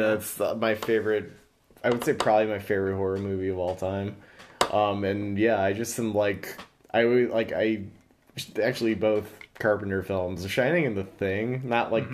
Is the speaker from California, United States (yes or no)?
no; Chicago, Illinois, United States; we're from Chicago